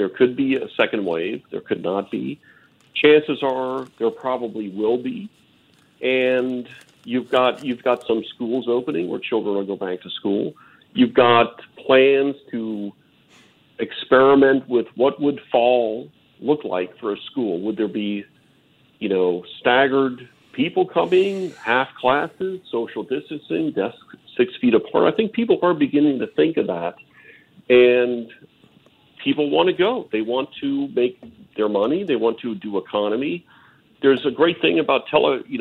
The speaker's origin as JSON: {"language": "English", "town": "New Orleans", "region": "Louisiana", "country": "United States", "said": "we're from New Orleans, Louisiana, a great culture, a great thing."}